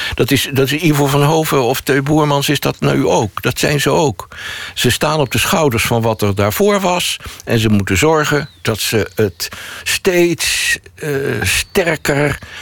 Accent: Netherlands; als Nederlanders

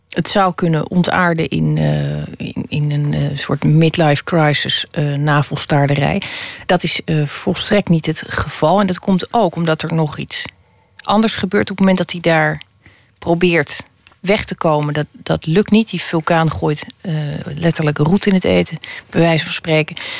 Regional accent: Holland, Netherlands; als Hollander

